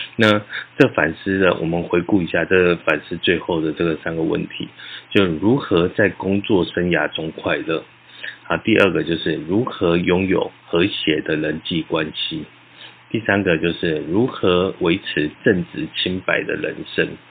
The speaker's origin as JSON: {"language": "Chinese", "country": "Taiwan", "said": "我们在这片土地上成长"}